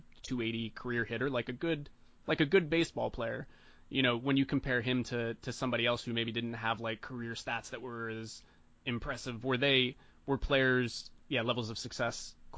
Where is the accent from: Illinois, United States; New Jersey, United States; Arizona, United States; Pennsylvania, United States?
Pennsylvania, United States; Western; I grew up in Western Pennsylvania